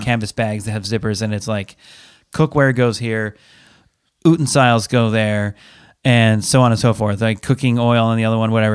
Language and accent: English; Pacific Northwest, United States; we're from the Pacific Northwest